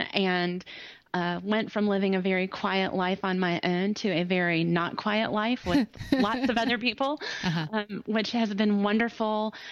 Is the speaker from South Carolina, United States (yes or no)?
yes; Greenville, South Carolina, United States; also born or lived in Ohio; I'm from Greenville, South Carolina. Um, my accent, I mean, I, I, was born in Ohio, so this accent was developed, but I've lived in Greenville for um, a long time now 30 something years on since, and off.